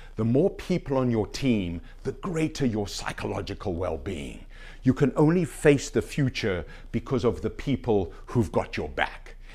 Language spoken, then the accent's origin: English; Canada; being a Canadian citizen